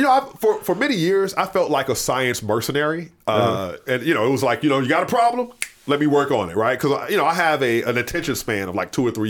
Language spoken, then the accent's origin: English; Mississippi, United States; where I grew up in Jasper County, Mississippi, my mom would send me the newspapers from my hometown.